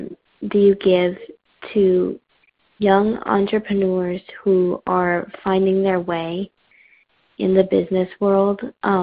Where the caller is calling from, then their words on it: New Canaan, Connecticut, United States; I'm calling from New Canaan in Connecticut.